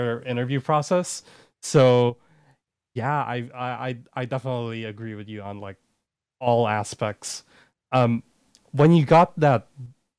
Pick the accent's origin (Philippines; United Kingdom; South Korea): Philippines; moved away as an adult; now in United States; I'm a student from the Philippines